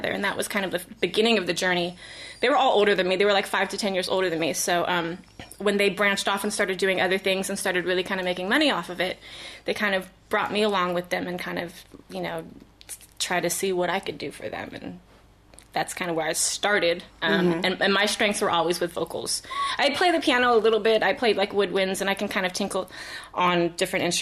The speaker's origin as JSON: {"language": "English", "town": "Vallejo", "region": "California", "country": "United States", "tie": "born or raised there", "also_born_or_lived": "East Coast / Michigan / San Francisco", "moved": "as an adult", "lives_now": "Los Angeles, United States", "said": "I was born and raised in Vallejo. I lived on the East Coast briefly, like middle school, and then came back to the Bay."}